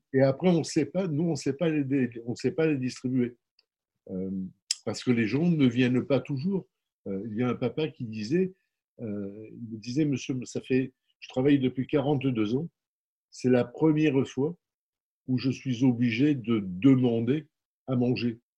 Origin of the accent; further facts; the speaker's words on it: Marseille, Provence-Alpes-Côte d'Azur, France; je, suis né à la Cabucelle.